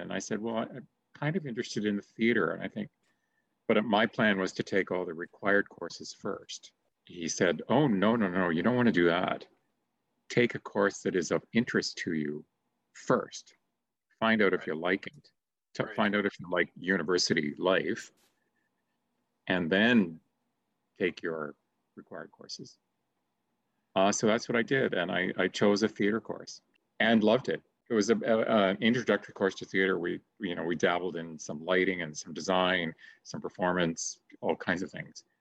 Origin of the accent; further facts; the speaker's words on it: Mississauga, Ontario, Canada; I grew up in Streetsville.